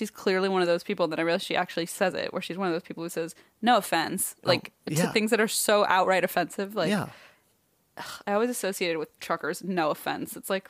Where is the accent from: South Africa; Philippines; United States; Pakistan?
Philippines; Hello, I'm Filipino, need I say more?